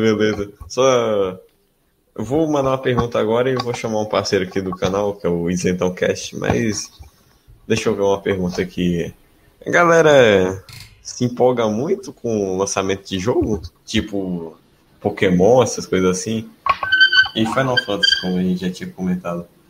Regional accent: north of Espírito Santo, Brazil; eu sou de, do norte do Espírito Santo

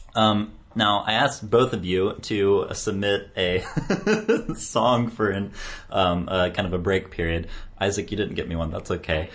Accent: United States; for me as an American

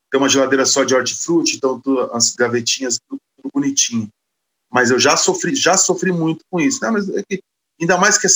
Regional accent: Osasco, São Paulo, Brazil; Sim, eu sou de Osasco. É uma cidade de 800 mil habitantes que tem o oitavo maior PIB do Brasil, maior que Salvador, por exemplo.

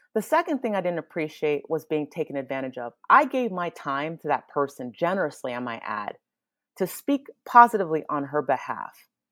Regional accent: Nigeria; I am Nigerian

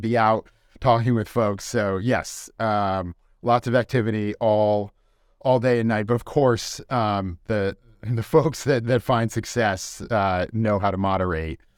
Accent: West Hartford, Connecticut, United States; moved away as an adult; also born or lived in Boston / Melbourne, Australia / New York City; growing up in West Hartford

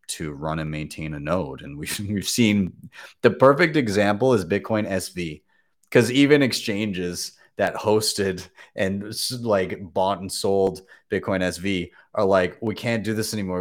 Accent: Canada; as a Canadian

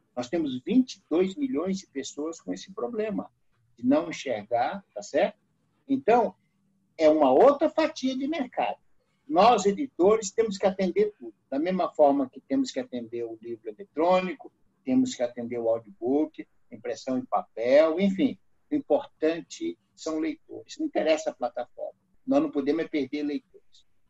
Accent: Ceará, Brazil; now in São Paulo, Brazil; lá na minha terra, no Ceará

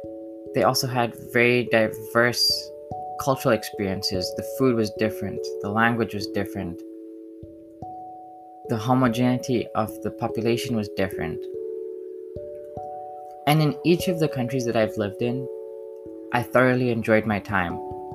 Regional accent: Zambia; I wasn't Zambian, but I was born in Zambia, and I was told that I was Zambian. I sung the Zambian national anthem. My friends were Zambian.

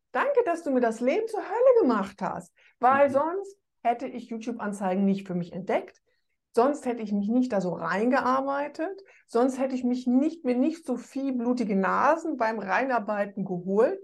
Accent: Rhineland, Germany; ich bin Rheinländerin

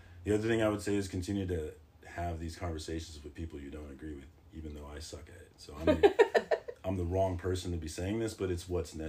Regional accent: Winfield, Kansas, United States; also born or lived in Detroit; I'm from Winfield, Kansas, so I've been a token quite a bit.

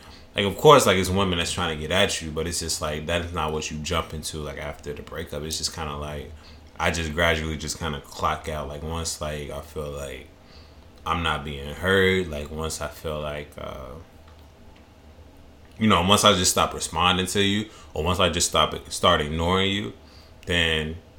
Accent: Midwest, United States; Like, I'm from the Midwest, so it's just like

